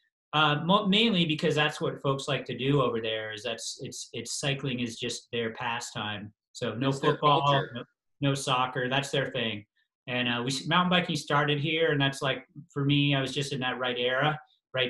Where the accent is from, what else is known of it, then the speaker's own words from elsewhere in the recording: Colorado, United States; I was from Colorado and had all the right adjustments to race at altitude